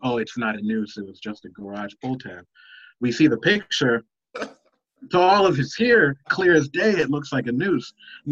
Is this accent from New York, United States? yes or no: no; Chicago, Illinois, United States; I'm from Chicago as well